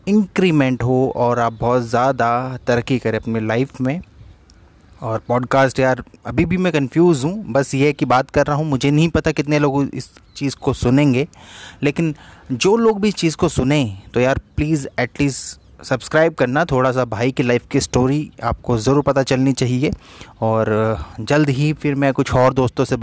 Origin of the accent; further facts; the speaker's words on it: Bageshwar, Uttarakhand, India; now in Ghaziabad, India; मैं बागेश्वर उत्तराखंड से हूँ लेकिन रहता उत्तर प्रदेश गाजियाबाद में हूँ